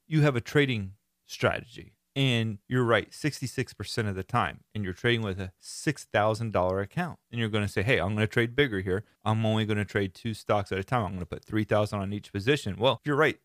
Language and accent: English; Florida, United States; I am from Florida and live in Florida.